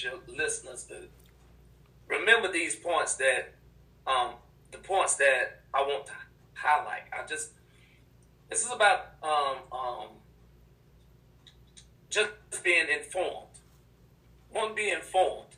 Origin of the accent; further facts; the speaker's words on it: United States; I'm born American